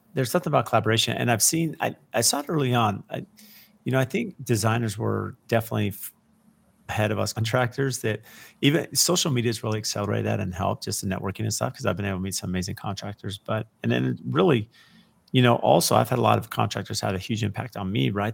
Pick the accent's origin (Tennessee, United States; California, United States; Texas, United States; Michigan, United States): California, United States; San Diego; a young teenager growing up in San Diego